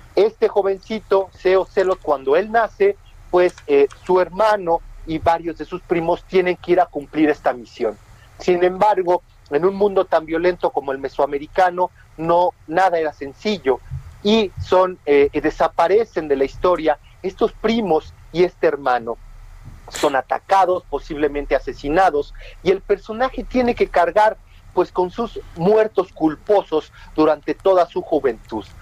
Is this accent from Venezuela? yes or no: no; Mexico; como mexicanos, ya que vienen las fiestas patrias, pues somos realmente eh, eh, privilegiados en haber nacido en estas tierras